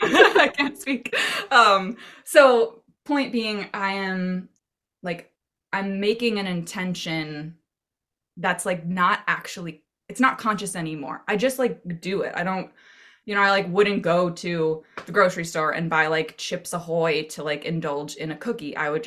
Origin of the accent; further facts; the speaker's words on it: Maine, United States; I grew up in Maine, so I hope so.